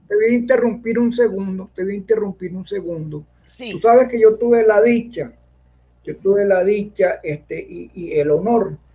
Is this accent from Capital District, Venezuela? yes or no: yes; Caracas, Capital District, Venezuela; yo soy caraqueño, pero pero mi corazón es llanero. Porque mi papá y mi mamá, descansen, eran del llano.